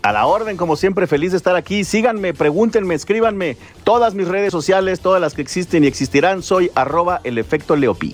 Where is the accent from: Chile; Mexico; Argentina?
Mexico; como mexicano aquí